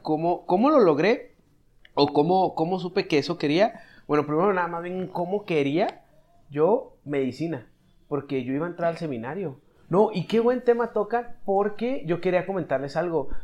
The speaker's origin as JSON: {"language": "Spanish", "region": "Chihuahua", "country": "Mexico", "tie": "born or raised there", "moved": "yes", "lives_now": "Mexico City, Mexico", "said": "soy chihuahuense de cuna"}